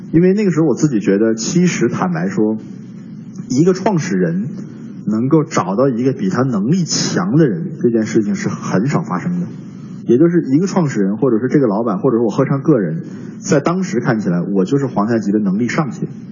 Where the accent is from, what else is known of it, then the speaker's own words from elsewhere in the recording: Northeast China, China; moved away; 我的老家是东北的一个，一个城市